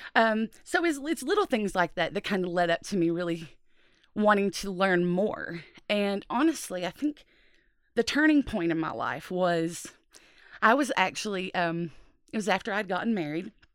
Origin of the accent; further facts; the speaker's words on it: Appalachia, United States; growing up in Appalachia